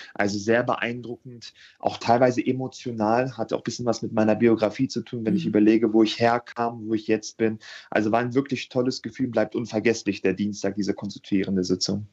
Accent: Hanover, Lower Saxony, Germany; ich hatte das große Glück, 93 in Hannover geboren zu sein. Mhm. Das mhm. heißt, ich bin ein waschechter Hannoveraner

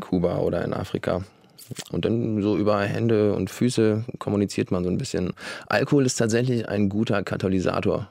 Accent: Flensburg, Schleswig-Holstein, Germany; Ich komme ja aus Flensburg

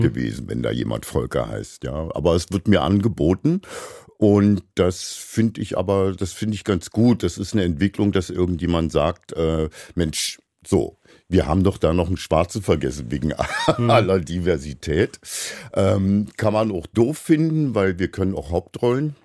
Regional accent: Berlin, Germany; bin ich in Berlin in der Charité geboren

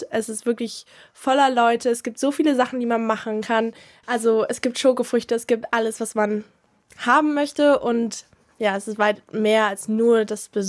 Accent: Munich, Bavaria, Germany; Ich bin in der Nähe von der Wiesen aufgewachsen

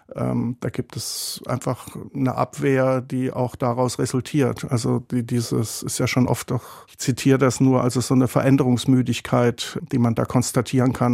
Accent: south-west Germany, Germany; bei der Bundesbahn in Westdeutschland im äußersten Südwesten, wo ich herkomme

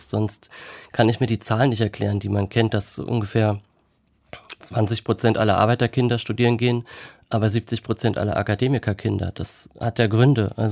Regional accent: Kaiserslautern, Rhineland-Palatinate, Germany; also born or lived in Trier / Thuringia; Und ich als Westdeutscher, der aus Kaiserslautern kommt, in Trier studiert hat, ähm, hatte gar nicht so viele Berührungspunkte mit der DDR oder dem Osten. Und da ich vorher drei Jahre in Thüringen gelebt habe

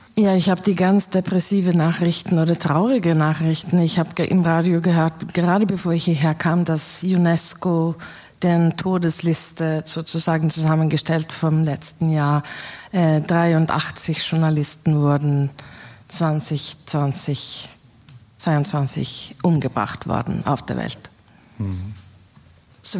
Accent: Sweden; ich bin Schwedin

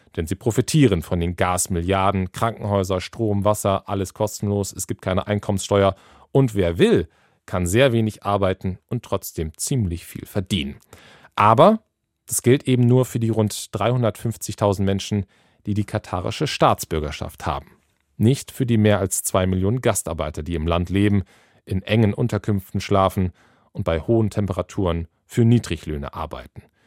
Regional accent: Schleswig-Holstein, Germany; Schleswig-Holstein passiert. Da bin ich aufgewachsen

